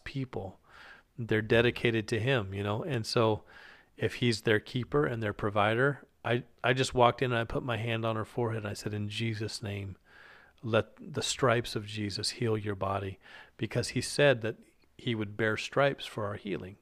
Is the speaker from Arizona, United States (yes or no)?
no; Alaska, United States; I grew up in Alaska